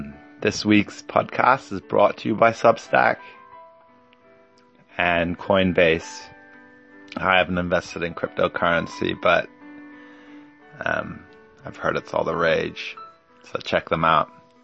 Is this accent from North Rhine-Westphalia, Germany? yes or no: no; Munich, Bavaria, Germany; moved away as an adult; also born or lived in Stockholm, Sweden / New Jersey, United States / Berlin; So I was born in Sweden in 1975 in Stockholm, and when I was very young, about 5 months, we moved to New Jersey, and I grew up there until I was about 5 years old. Moved to Germany, to Berlin, and then Munich till I was 18